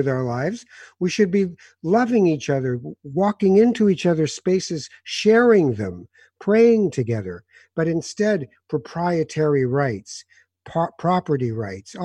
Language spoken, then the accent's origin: English; Morocco; I come from North Africa